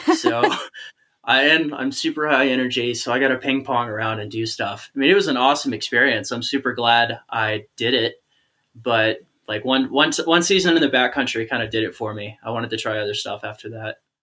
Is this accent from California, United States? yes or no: no; Georgia, United States; I'm from Georgia, which is just polar opposite culturally and also in regards to the climate.